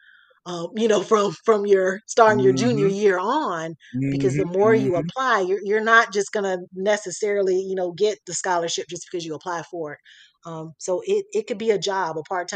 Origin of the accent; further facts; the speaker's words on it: Florida, United States; moved away as an adult; now in Atlanta, United States; I'm from Florida